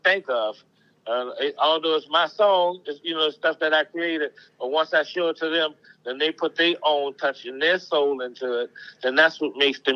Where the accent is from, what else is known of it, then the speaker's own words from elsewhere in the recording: New Orleans, Louisiana, United States; I'm from New Orleans